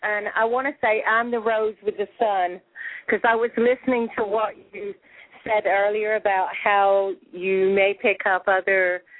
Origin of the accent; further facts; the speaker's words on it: England, United Kingdom; now in Florida, United States; Well, I'm originally from England.